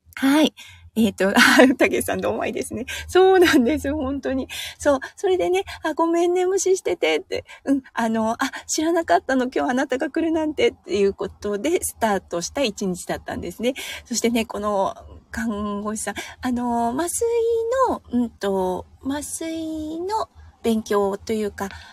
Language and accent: Japanese; Iwate, Japan; accent: Iwate dialect; moved away; これすごい岩手弁が出てしまいました。